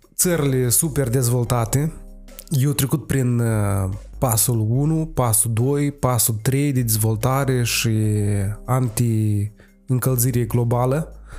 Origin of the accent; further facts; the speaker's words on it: Moldova; suntem foarte practici ca moldoveni